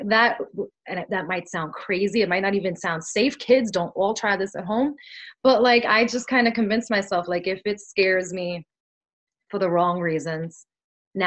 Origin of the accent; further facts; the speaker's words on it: New York City, New York, United States; first language Spanish; English is a second language; I grew up in Brooklyn